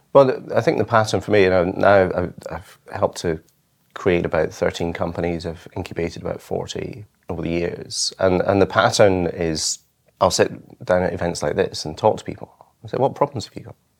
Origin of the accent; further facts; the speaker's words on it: Isle of Arran, Scotland, United Kingdom; I grew up on the Isle of Arran off the west coast of Scotland